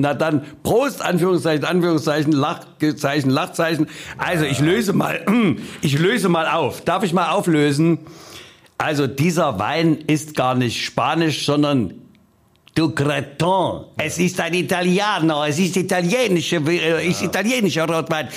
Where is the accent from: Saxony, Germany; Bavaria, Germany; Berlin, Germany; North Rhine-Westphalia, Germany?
Saxony, Germany; Leipzig; ich komme ja aus Mitte